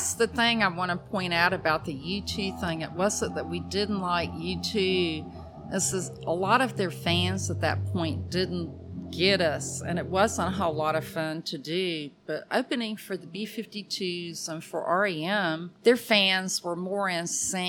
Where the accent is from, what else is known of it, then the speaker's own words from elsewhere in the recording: Athens, Georgia, United States; my hometown of Athens